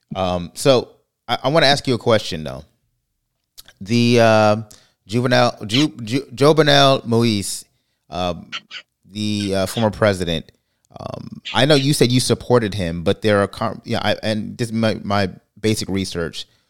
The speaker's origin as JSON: {"language": "English", "country": "Jamaica", "said": "I'm not Haitian, I'm Jamaican."}